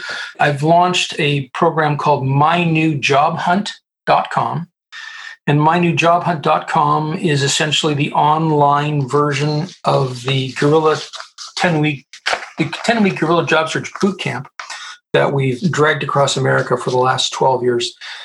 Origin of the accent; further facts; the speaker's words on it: Colorado, United States; And I'm a Canadian, by the way. I'm a Canadian. But I grew up at the United States Air Force Academy.